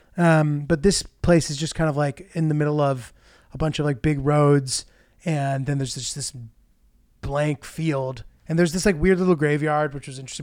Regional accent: United States; I'm American

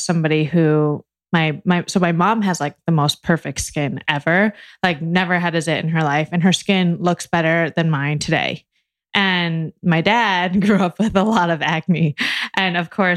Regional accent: Bloomfield Hills, Michigan, United States; So I was born in Michigan, in Bloomfield Hills. It's like a suburb in Michigan. And my mom is a business owner. So a small business owner. And I grew up going to her office in the summers

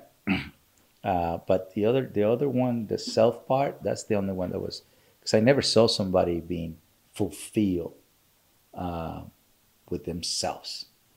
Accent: Culiacán, Sinaloa, Mexico; moved away; I grew up in Sinaloa, Mexico, Culiacán, Sinaloa, Mexico

